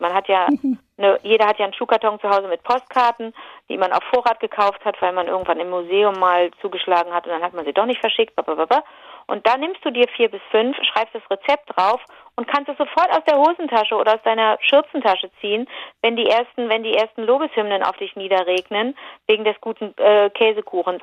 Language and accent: German; Rhineland, Germany; bei uns im Rheinland sind Teilchen so Gebäck, ist Plundergebäck